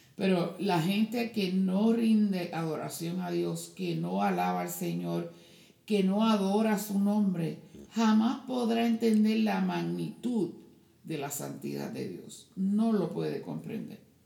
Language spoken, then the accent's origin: Spanish; Puerto Rico; moved away; en mi pueblo, allá en Puerto Rico